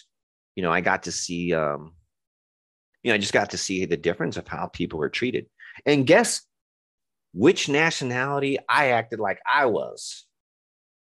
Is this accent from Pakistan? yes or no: no; Roswell, New Mexico, United States; also born or lived in Texas / Albuquerque, New Mexico / Hobbs, New Mexico; I grew up in a town, Albuquerque, New Mexico, and another town that people associate with UFOs, Roswell, New Mexico